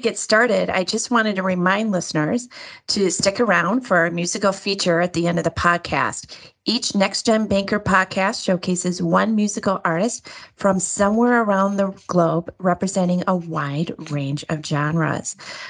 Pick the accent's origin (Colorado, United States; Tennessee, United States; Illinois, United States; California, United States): Illinois, United States; Chicago; Did you know I'm from the South Side of Chicago?